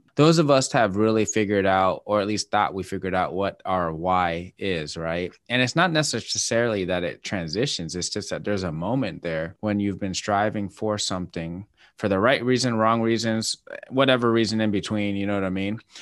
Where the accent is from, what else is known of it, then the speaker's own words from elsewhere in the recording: Washington, United States; moved away; I'm from Washington State